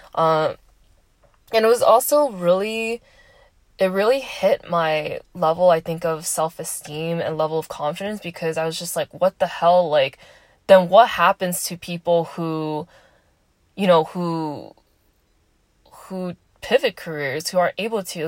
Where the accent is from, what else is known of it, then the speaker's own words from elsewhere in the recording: Southern California, United States; moved away as an adult; I am from SoCal